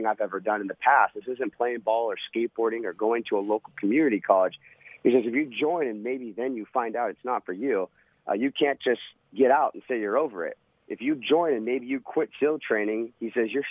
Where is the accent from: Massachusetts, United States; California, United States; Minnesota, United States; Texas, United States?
California, United States; Huntington Beach; I'll be back in my hometown, Huntington Beach, California